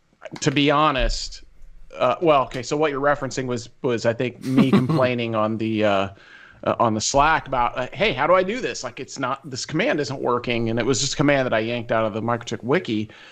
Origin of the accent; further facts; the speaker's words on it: Illinois, United States; I grew up in Central Illinois.